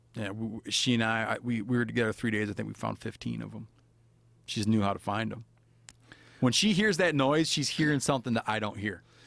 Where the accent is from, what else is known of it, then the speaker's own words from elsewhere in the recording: Michigan, United States; moved away; I was brought up in Michigan